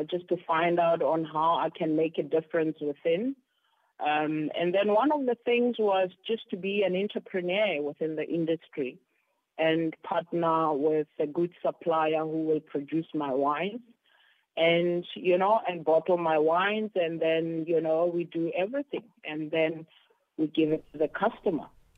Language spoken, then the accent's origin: English; Johannesburg, Gauteng, South Africa; also born or lived in Carletonville; now in Cape Town, South Africa; born and bred in Johannesburg, Soweto. It's my hometown where I was born. But I partly also grew up in Carltonville, where my parents worked